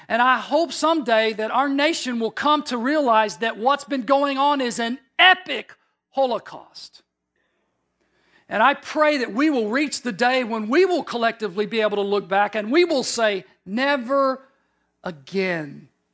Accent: Deep South, United States; You know, I grew up in the Deep South in the 60s.

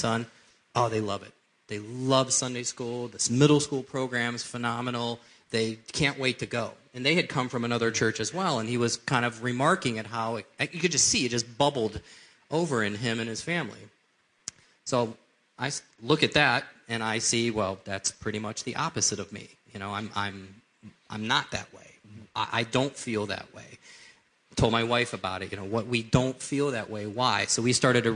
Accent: Cleveland, Ohio, United States; I grew up here in the Cleveland area

